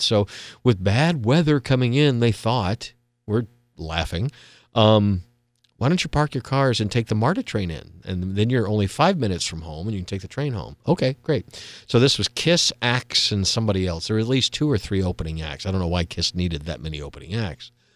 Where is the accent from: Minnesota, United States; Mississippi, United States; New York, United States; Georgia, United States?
Georgia, United States; Atlanta; also born or lived in Gwinnett County, Georgia; I grew up in Atlanta